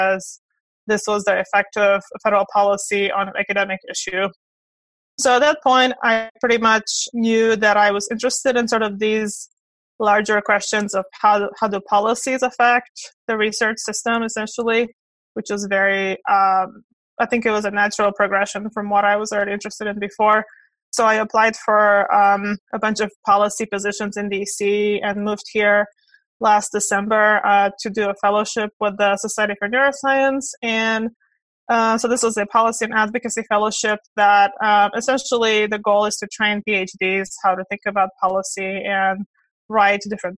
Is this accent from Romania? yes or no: yes; Romania; moved away as an adult; also born or lived in Kentucky / South Carolina / Georgia; now in United States; So I was born in Romania and moved here in 2001, did my undergraduate at Clemson